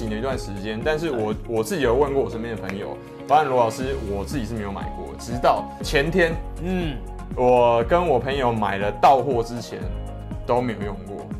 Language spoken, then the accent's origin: Chinese; Taiwan; 没有，我是台湾人哦，我不是台派哦。